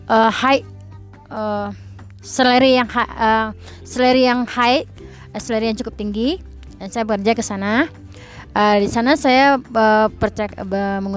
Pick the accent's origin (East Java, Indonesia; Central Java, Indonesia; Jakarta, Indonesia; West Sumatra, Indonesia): West Sumatra, Indonesia; Padang; mungkin kita kan orang Indonesia apalagi saya dari Padang Sumatera Barat dan Minangkabau kita tahu norma-norma pergaulan seperti apa